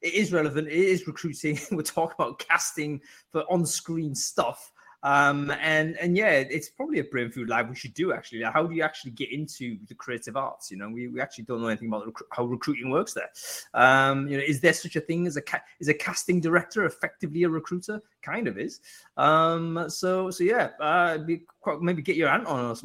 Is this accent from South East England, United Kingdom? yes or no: no; North East England, United Kingdom; I'm from the Northeast